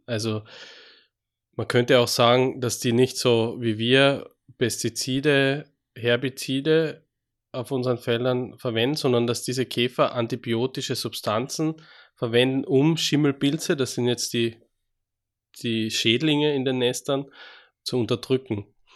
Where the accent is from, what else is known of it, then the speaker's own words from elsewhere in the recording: Austria; accent: Austrian; moved away as an adult; also born or lived in Graz / Switzerland / Würzburg; now in Freiburg, Germany; wie Sie vielleicht schon mal hören an meinem Dialekt, ich komme aus Österreich ursprünglich, bin in Österreich geboren